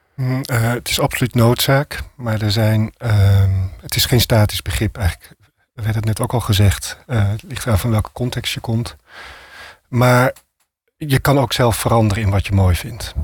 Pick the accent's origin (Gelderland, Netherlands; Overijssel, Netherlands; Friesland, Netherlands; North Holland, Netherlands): North Holland, Netherlands; Amsterdam; ik als Amsterdammer